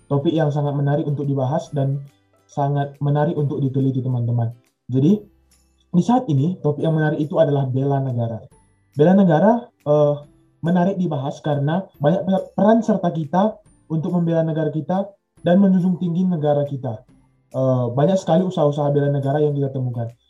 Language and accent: Indonesian; North Sumatra, Indonesia; Oke teman-teman, uh, aku asal dari Tanah Karo, Sumatera Utara.